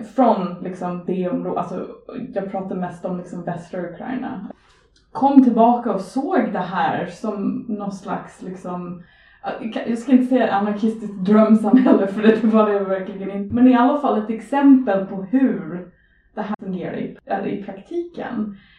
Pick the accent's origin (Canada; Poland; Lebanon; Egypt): Canada; Edmonton, Alberta; Swedish is a second language; now in Sweden; jag kommer från Edmonton